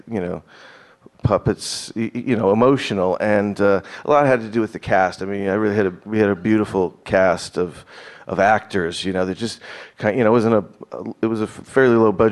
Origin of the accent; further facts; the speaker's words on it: Burbank, California, United States; growing up in Burbank